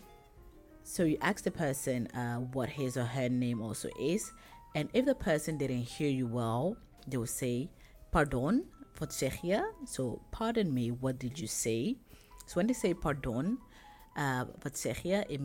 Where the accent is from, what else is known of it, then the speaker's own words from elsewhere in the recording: Ghana; ik kom uit Ghana. I come from Ghana.